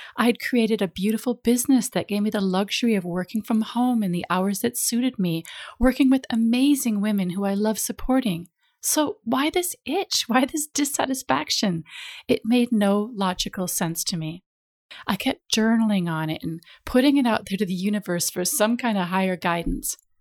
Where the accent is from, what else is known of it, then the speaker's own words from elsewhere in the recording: United States; moved away as an adult; now in London, United Kingdom; us both being American